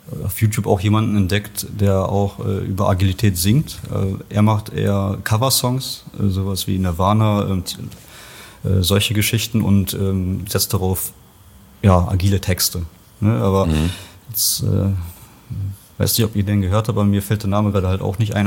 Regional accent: Bocholt, North Rhine-Westphalia, Germany; also born or lived in Poland / Bochum; wir sind dann mit eins rüber äh, nach Nordrhein-Westfalen, Bocholt, Westmünsterland, da bin ich dann aufgewachsen

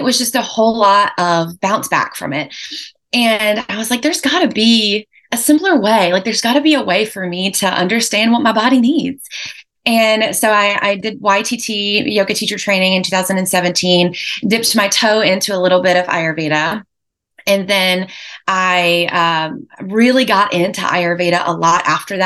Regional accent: Lexington, North Carolina, United States; I'm local from North Carolina. I was born and raised in Lexington, North Carolina.

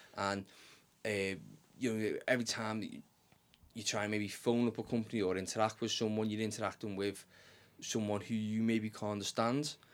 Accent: Liverpool, North West England, United Kingdom; accent: Scouse; the di-, dialect in which we speak, Scouse

